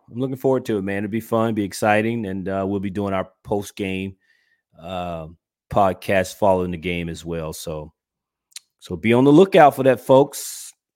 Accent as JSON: {"language": "English", "region": "Georgia", "country": "United States", "moved": "yes", "said": "I'm originally from Georgia"}